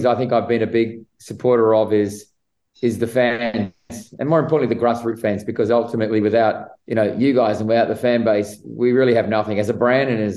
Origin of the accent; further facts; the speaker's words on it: Sydney, New South Wales, Australia; moved away as an adult; now in United States; I actually grew up in the western suburbs of Sydney